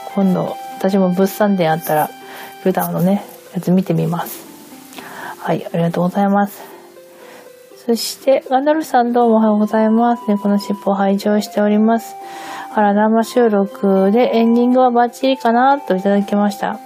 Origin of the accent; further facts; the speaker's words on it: Hokkaido, Japan; first language Japanese; now in Tokyo, Japan; 北海道で桜、春になったから桜エビを食べたっていう記憶はもう、まあ一切なくて、むしろこっち側に上京して